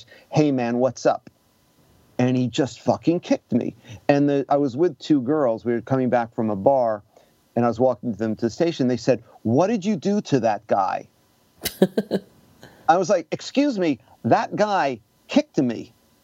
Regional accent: New York, United States; moved away as an adult; also born or lived in Osaka, Japan; now in Japan; as a New Yorker

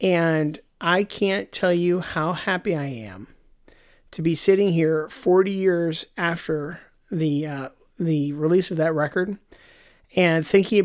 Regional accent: United States; I'm American

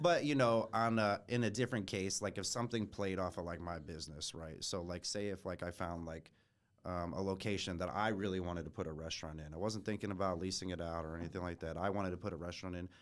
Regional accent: Fort Wayne, Indiana, United States; also born or lived in Schererville, Indiana / Munster, Indiana; grew up here in Fort Wayne. Um, was born in Shereville, Munster.

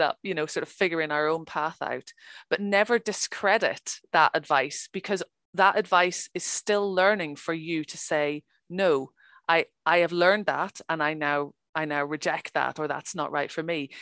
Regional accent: Ireland; I'm from Ireland

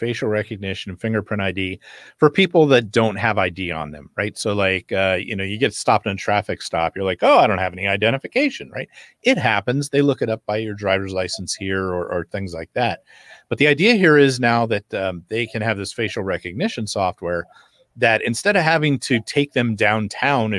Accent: United States; I'm from America

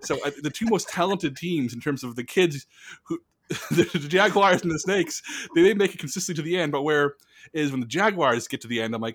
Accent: Buffalo, New York, United States; I was born in Buffalo, New York

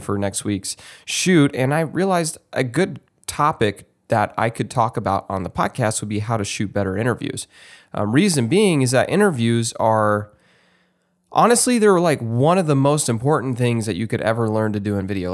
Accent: Texas, United States; moved away; my home state of Texas

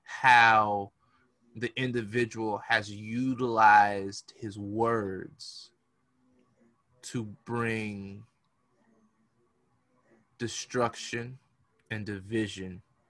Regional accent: United States; we as the American people

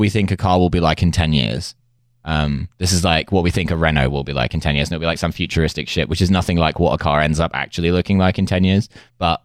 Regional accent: United Kingdom; I'm truly British

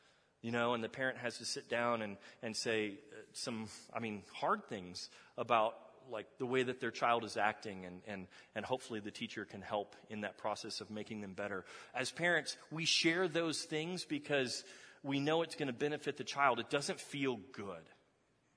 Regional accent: Texas, United States; moved away; I'm from Texas. How many of y'all know that I'm from Texas?

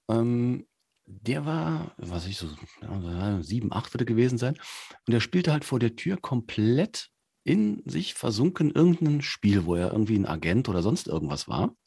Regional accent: Cologne, North Rhine-Westphalia, Germany; moved away; aus meiner alten Heimatstadt, tatsächlich in Köln

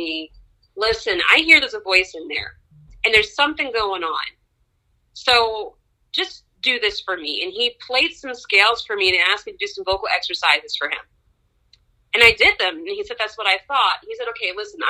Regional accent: Baltimore, Maryland, United States; also born or lived in Washington, D.C.; I was born at Howard University Hospital. I grew up in Baltimore, attended Baltimore School for the Arts

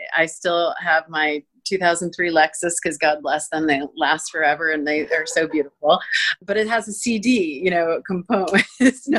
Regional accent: Florida, United States; moved away; I'm from Florida and it is beautiful there

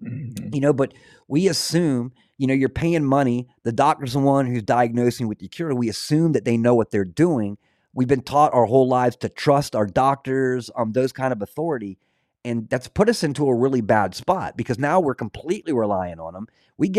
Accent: Scotland, United Kingdom; Being Scottish, I studied a lot of the old lore, polytheistic, monorealistic religions.

